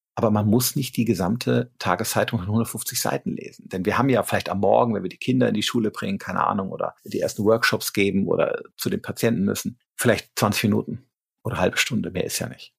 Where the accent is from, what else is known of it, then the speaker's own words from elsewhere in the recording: Rhineland, Germany; now in Regensburg, Germany; ich komme aus dem Rheinland